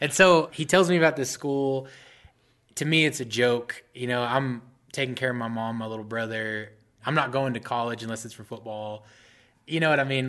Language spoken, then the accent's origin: English; Mesquite, Texas, United States; also born or lived in Dallas, Texas; I'm actually from Mesquite, Texas, but I grew up right, right around Dallas my whole life